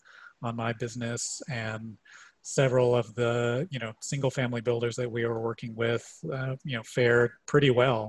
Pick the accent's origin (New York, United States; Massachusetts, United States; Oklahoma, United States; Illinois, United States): Illinois, United States; Chicago; moved away as an adult; also born or lived in Boulder, Colorado; I grew up in Chicago